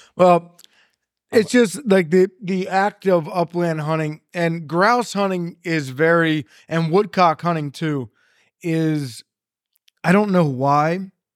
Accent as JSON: {"language": "English", "area": "Carroll County", "region": "Maryland", "country": "United States", "tie": "born or raised there", "said": "I grew up in Carroll County, Maryland"}